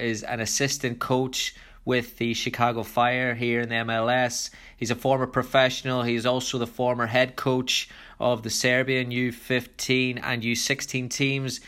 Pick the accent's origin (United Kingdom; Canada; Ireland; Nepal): Ireland; I was growing up in Ireland in the 90s